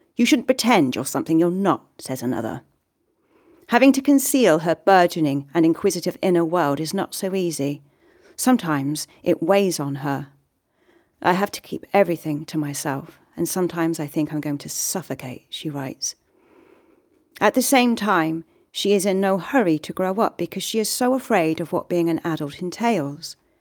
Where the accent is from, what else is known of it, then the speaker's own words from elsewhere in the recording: Swindon, South West England, United Kingdom; moved away as an adult; now in Galway, Ireland; I was just back in my hometown, Swindon